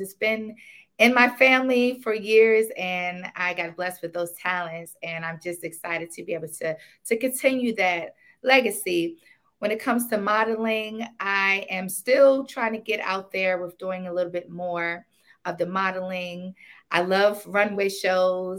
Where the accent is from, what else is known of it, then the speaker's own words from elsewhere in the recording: Maryland, United States; also born or lived in Washington, D.C.; I was born in D.C. and I grew up until I was about 5 years old. And I moved out to Maryland.